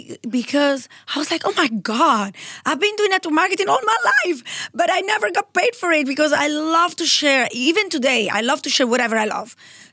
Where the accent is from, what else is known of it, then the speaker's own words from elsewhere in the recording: Italy; So I am 100% Italian. When I was 14 years old, I went to boarding school in Switzerland.